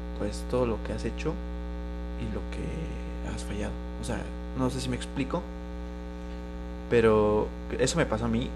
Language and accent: Spanish; Mexico; como mexicano tienes que tener como hombre mexicano